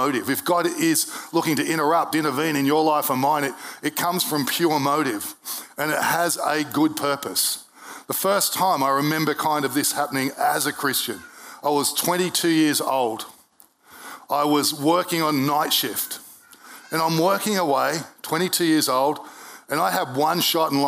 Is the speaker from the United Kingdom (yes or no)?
no; Brisbane, Queensland, Australia; I was born in Brisbane Hospital in 1971